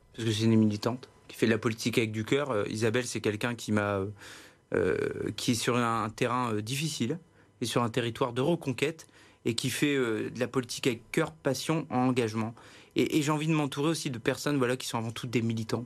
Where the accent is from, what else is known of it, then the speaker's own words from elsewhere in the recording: Hauts-de-France, France; je suis originaire de la Sambre-Avenois